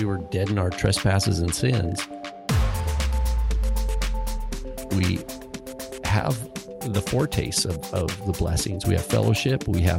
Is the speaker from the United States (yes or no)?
yes; Washington, United States; also born or lived in Spokane; Caleb and I are Washingtonians.